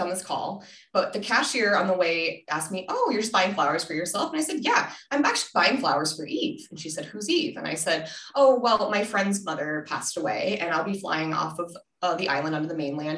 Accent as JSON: {"language": "English", "town": "Denver", "region": "Colorado", "country": "United States", "also_born_or_lived": "Minnesota", "moved": "yes", "said": "I'm from Denver originally. Well, Minnesota than Denver"}